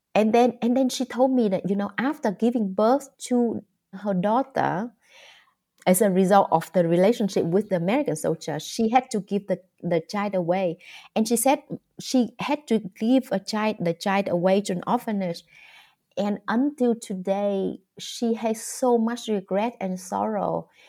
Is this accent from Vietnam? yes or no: yes; Vietnam; English is a second language; I grew up in the countryside of Vietnam